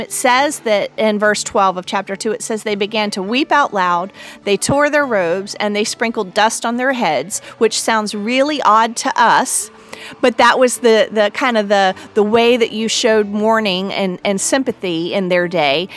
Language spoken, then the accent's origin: English; North Carolina, United States; my home state of North Carolina